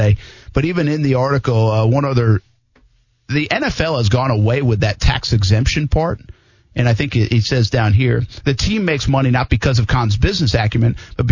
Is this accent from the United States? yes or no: yes; Providence, Rhode Island, United States; my hometown. I mean, Providence.